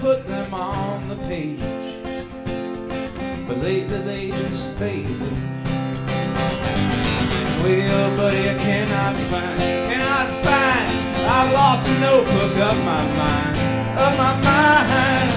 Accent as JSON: {"language": "English", "town": "Chesterfield", "region": "Missouri", "country": "United States", "tie": "born or raised there", "said": "I grew up in Chesterfield"}